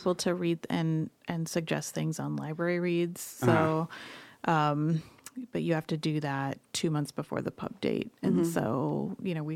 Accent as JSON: {"language": "English", "town": "Phoenix", "region": "Arizona", "country": "United States", "tie": "born or raised there", "also_born_or_lived": "Iowa", "said": "I ended up growing up in Phoenix, but my family stayed in Iowa."}